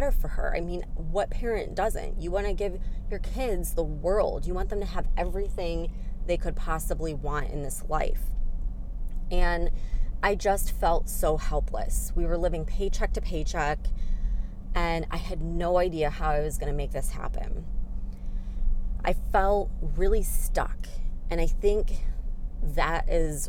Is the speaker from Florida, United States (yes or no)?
no; Chicago, Illinois, United States; moved away as an adult; I came from the Chicago area, so I'm more of a city girl.